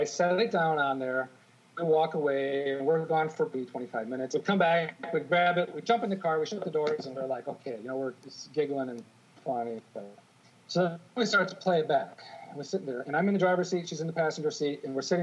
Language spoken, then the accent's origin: English; Michigan, United States; now in New York, United States; I grew up in Michigan